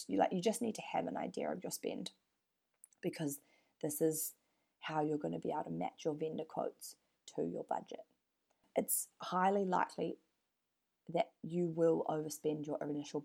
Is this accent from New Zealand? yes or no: yes; New Zealand; now in Perth, Australia; I'm from New Zealand